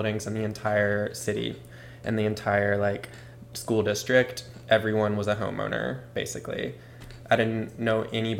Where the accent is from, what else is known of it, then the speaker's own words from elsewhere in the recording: Madison, Mississippi, United States; I went to a public school in Mississippi